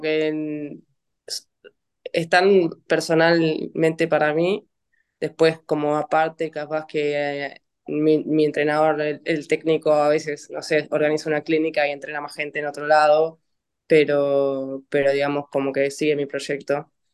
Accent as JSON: {"language": "Spanish", "town": "Vicente López", "region": "Buenos Aires Province", "country": "Argentina", "said": "soy acá de Buenos Aires, de Vicente López, y entreno en el ICO"}